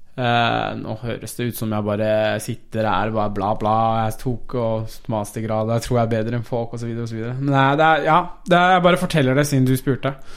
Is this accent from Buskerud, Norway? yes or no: no; Oslo, Norway; first language Persian; Norwegian is a second language; also born or lived in Iran / Tromsø; Vi flytta jo tilbake til Oslo, da. Eh, eller vi får ta tilbake til Oslo. Så jeg, vi flytta fra Tromsø til Oslo. Ja. Etter å ha bodd der i eh, seks-syv år eller noe.